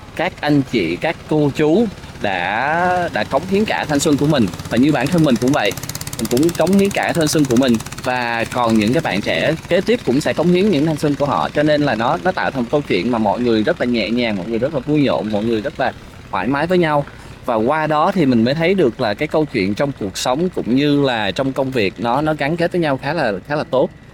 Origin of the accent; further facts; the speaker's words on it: Ho Chi Minh City, Vietnam; also born or lived in Tien Giang; anh sinh ra ở Sài Gòn